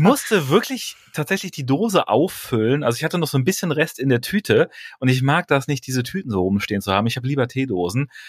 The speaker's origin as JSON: {"language": "German", "area": "near Aachen", "region": "North Rhine-Westphalia", "country": "Germany", "also_born_or_lived": "Bremen", "moved": "as an adult", "said": "Ich bin ja kein gebürtiger Bonner, sondern äh, ähm, komme aus der Nähe von Aachen"}